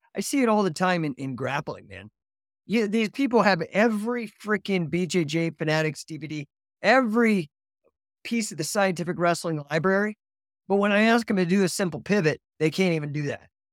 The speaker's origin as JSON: {"language": "English", "region": "Colorado", "country": "United States", "tie": "born or raised there", "also_born_or_lived": "California / Utah", "moved": "yes", "said": "I grew up in Colorado, but I moved to California"}